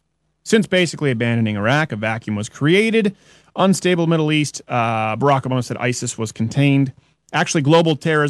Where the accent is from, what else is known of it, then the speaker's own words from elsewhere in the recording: Belgium; English is a second language; Refugees have been caught as terrorists in the Paris attacks. So I'm from Belgium.